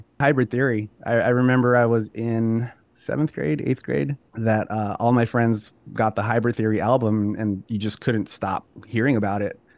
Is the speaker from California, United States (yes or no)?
yes; Los Angeles, California, United States; born and raised in Los Angeles